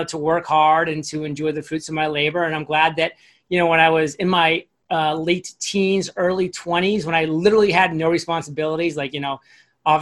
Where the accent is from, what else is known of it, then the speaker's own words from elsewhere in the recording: Maine, United States; when I was growing up in Maine